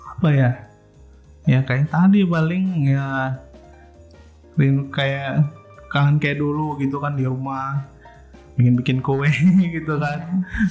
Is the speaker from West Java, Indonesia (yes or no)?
no; Manado, North Sulawesi, Indonesia; moved away; waktu masih di Manado nih perayaannya, kan dulu saya ini dari Manado